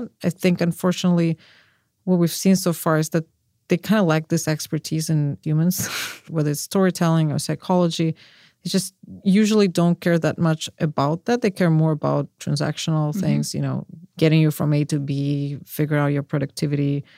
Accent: Russia; moved away; I'm from Russia

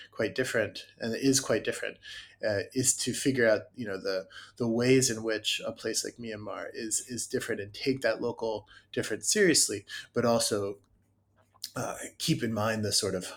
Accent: United States; as an American

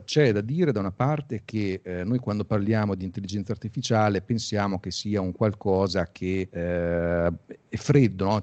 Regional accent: Pesaro, Marche, Italy; io sono di Pesaro, qua c'era un distretto mobiliare

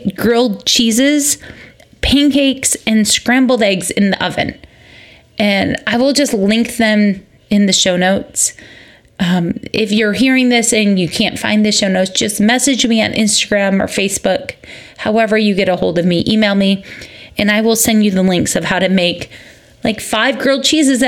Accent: Michigan, United States; moved away; also born or lived in Georgia; I recognize from growing up in Michigan

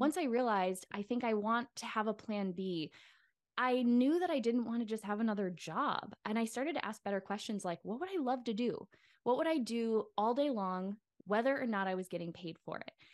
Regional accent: Midwest, United States; moved away; what was modeled for me growing up in the Midwest

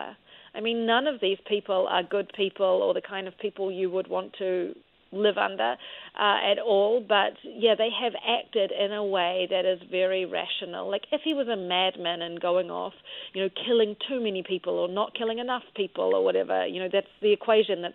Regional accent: New Zealand; moved away; I'm from New Zealand, as you can tell by my funny accent

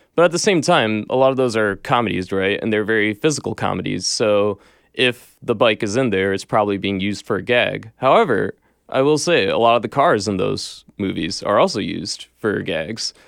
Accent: Michigan, United States; moved away; I grew up in Michigan, which is obviously car state

